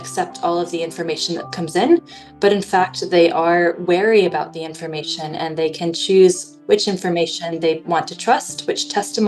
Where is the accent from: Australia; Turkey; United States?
United States; moved away as an adult; now in Northern Ireland, United Kingdom; where I grew up in the United States